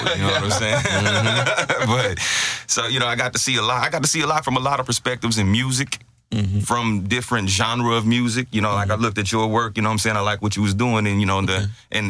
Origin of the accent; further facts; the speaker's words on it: Port Arthur, Texas, United States; moved away as an adult; now in Houston, United States; But I hail from Port Arthur, Texas, you know what I'm saying? 1998, Lincoln High School graduate. And been in Houston for the past 15 years.